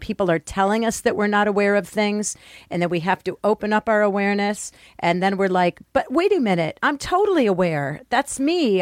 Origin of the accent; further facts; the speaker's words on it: Detroit, Michigan, United States; I grew up in Detroit in a school that was, my middle school was, you know, majority black.